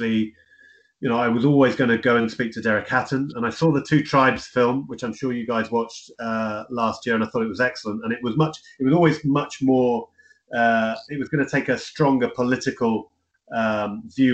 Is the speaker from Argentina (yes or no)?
no; Cornwall, South West England, United Kingdom; I come from Cornwall